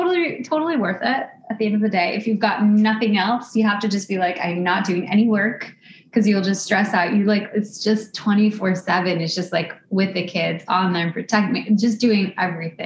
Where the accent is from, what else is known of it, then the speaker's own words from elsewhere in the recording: suburbs of Chicago, Illinois, United States; also born or lived in West Coast; now in New York, United States; I grew up in the suburbs of Chicago. I never lived in Chicago